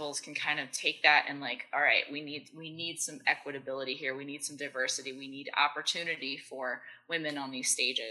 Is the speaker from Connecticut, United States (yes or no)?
yes; West Hartford, Connecticut, United States; I'm from West Hartford